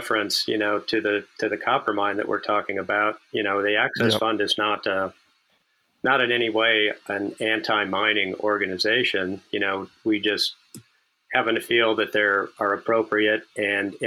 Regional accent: Minnesota, United States; moved away as an adult; also born or lived in Los Angeles, California / Spokane, Washington; where I grew up back in Minnesota

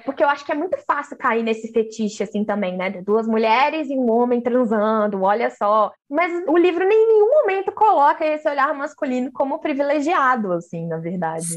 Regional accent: Minas Gerais, Brazil; eu sou mineira

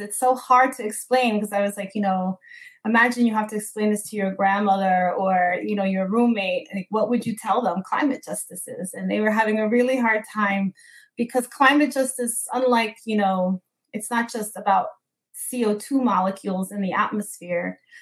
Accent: Newark, New Jersey, United States; in my hometown of Newark and New Jersey

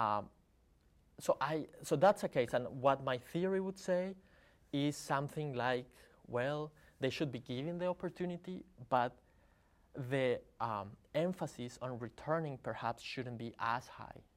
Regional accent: Colombia; I'm from Colombia

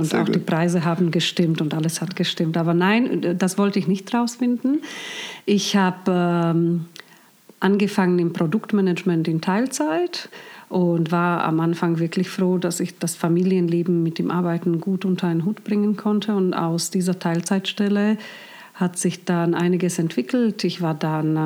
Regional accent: Bratislava, Bratislava Region, Slovakia; also born or lived in Hong Kong; now in Germany; ich bin in Bratislava aufgewachsen

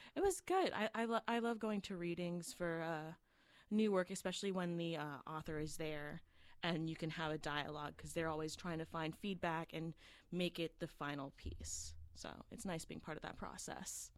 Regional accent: Florida, United States; I was born and raised in Florida.

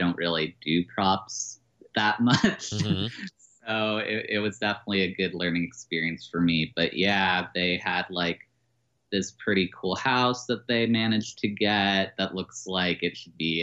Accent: Maryland, United States; I've been in Maryland most of my life

